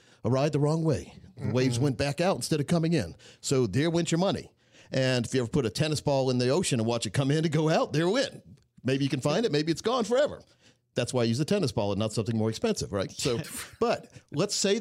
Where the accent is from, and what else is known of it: Scotland County, North Carolina, United States; born or raised there